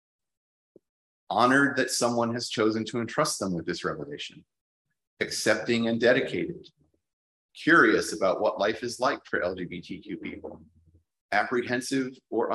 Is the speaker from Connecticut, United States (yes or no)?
yes; Plainfield, Connecticut, United States; moved away as an adult; also born or lived in Baltimore, United States; now in Auckland, New Zealand; I grew up in a rural part of Connecticut in the northeastern United States. My hometown, Plainfield, was small.